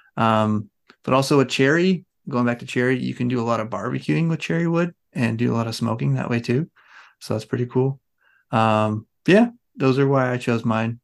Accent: Oregon, United States; I grew up around the Douglas fir trees in Oregon

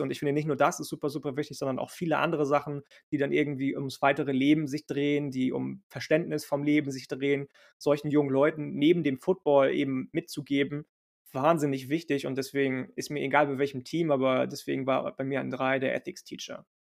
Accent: Lübeck, Schleswig-Holstein, Germany; Ich komme aus Lübeck, aus Schleswig-Holstein.

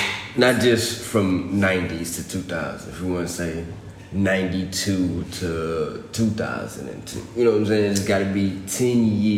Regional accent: Texas, United States; I was born in A-Leaf, Texas.

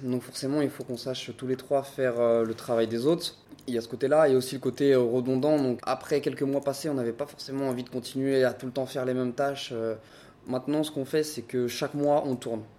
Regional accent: Paris, Île-de-France, France; moved away as an adult; now in Brest, France; ça fait 5 ans que je suis à Brest. Donc euh, je suis un Parisien de base.

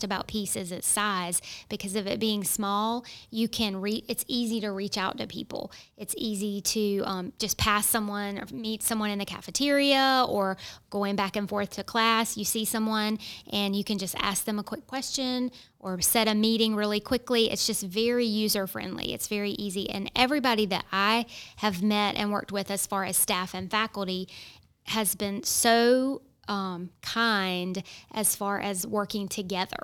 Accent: Raleigh, North Carolina, United States; now in Johnston County, United States; I'm actually from Raleigh

